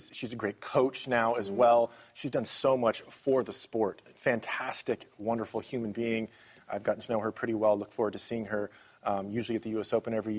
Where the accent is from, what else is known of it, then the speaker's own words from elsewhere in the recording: United States; being an American myself